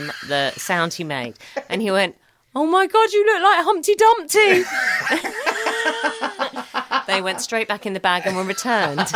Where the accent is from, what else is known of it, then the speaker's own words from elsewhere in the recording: London, United Kingdom; also born or lived in Balham; I was born in South London Hospital in Balham. But I grew up in Streatham